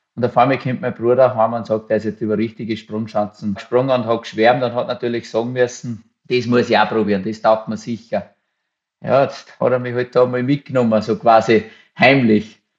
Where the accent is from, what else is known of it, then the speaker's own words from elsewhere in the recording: Waldzell, Upper Austria, Austria; In Waldzell, in der Nähe von Ried im Innkreis, da gibt es ja nicht wirklich die Berge oder habe ich mit meiner Familie, bin ich halt da aufgewachsen auf dem Bauernhof